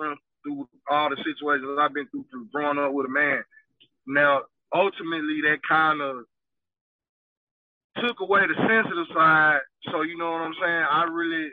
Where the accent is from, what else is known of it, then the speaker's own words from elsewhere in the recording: United States; I'm from the South Side, Clay County